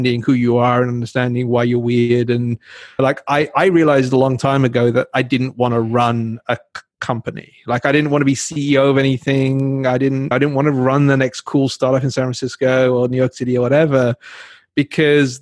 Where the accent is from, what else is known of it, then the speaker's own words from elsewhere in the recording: England, United Kingdom; now in United States; I grew up in England